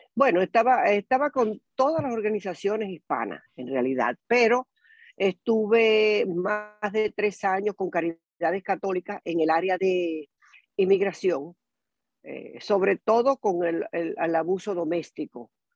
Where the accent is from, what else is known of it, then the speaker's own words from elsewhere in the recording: Venezuela; moved away as an adult; also born or lived in Tampa Bay, United States; now in Tampa, United States; yo soy venezolana. Eh, tengo en Estados Unidos más de, más de 42 años hasta ahora.